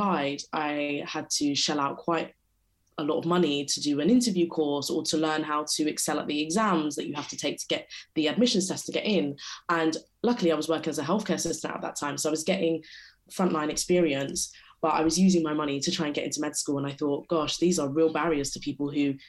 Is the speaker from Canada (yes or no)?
no; London, United Kingdom; I grew up and live in London and went to school in London